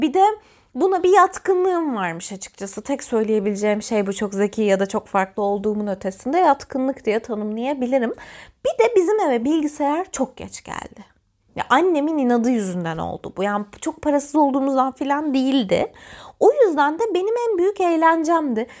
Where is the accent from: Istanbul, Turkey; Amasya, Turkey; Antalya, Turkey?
Antalya, Turkey; Ben Antalyalıyım ve Antalyalı olmanın getirdiği bir gerçeklik var